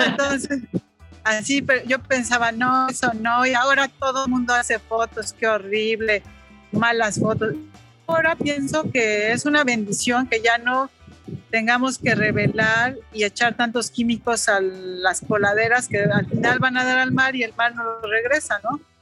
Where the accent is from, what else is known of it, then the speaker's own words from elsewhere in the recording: Tlaxcala, Mexico; also born or lived in France; mi pueblo, que es Tlaxcala o mi ciudad